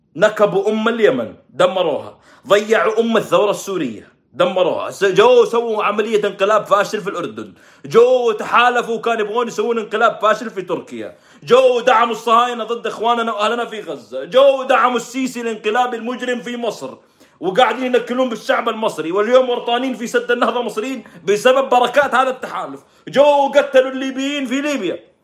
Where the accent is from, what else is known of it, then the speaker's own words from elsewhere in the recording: Saudi Arabia; عندنا في السعوديه